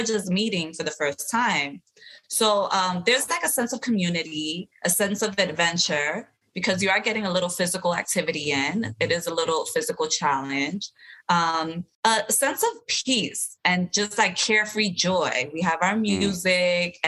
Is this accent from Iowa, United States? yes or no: no; New York City, New York, United States; we're from the city